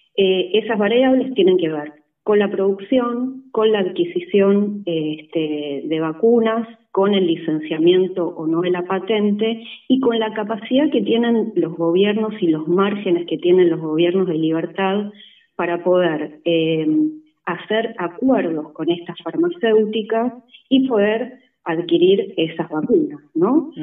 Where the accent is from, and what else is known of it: Argentina